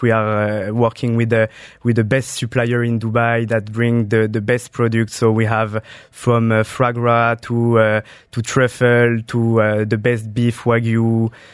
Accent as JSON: {"language": "English", "town": "Saint-Germain-en-Laye", "region": "Île-de-France", "country": "France", "tie": "born or raised there", "said": "I, I grew up in France, uh, near Paris. It's a small city called Saint Germain en Laye."}